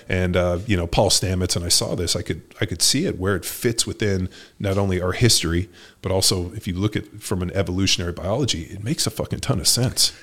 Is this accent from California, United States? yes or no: yes; California, United States; I grew up in California, went to Berkeley